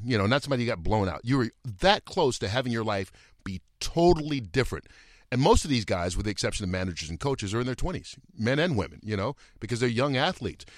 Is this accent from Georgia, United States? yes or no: yes; Atlanta, Georgia, United States; now in Los Angeles, United States; I grew up in Atlanta